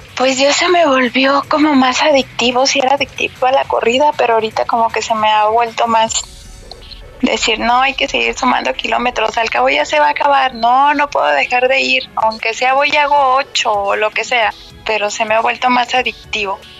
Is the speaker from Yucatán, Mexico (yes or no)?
no; Guadalajara, Jalisco, Mexico; yo soy de Guadalajara